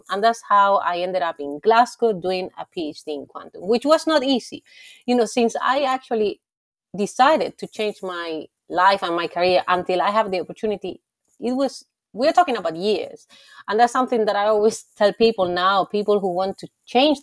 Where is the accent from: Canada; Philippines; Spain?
Spain; moved away as an adult; also born or lived in Germany / France; I'm from Spain